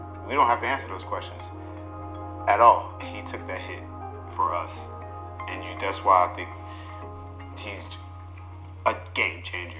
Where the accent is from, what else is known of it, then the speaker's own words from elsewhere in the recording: Philadelphia, Pennsylvania, United States; Growing up in Philly with AI, everything.